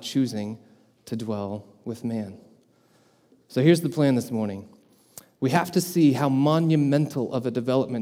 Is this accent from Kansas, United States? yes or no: no; Colorado, United States; moved away as an adult; now in Wisconsin, United States; I'm not originally from Wisconsin either, I'm from Colorado.